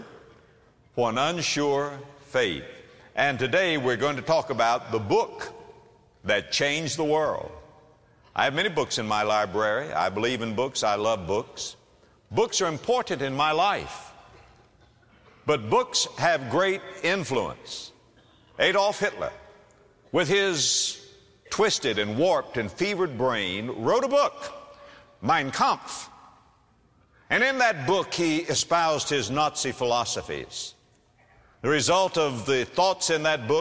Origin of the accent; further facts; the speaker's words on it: Florida, United States; moved away; my home state, Florida